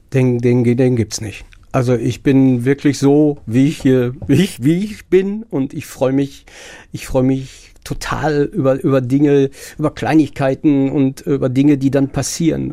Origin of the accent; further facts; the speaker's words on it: Herne, North Rhine-Westphalia, Germany; ich fühle mich auch als Wanne Eickeler, geboren in Wanne Eickel